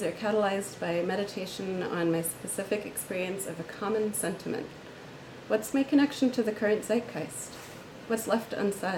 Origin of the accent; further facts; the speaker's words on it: Philadelphia, Pennsylvania, United States; now in Chicago, United States; I'm from Philadelphia, but I live in Chicago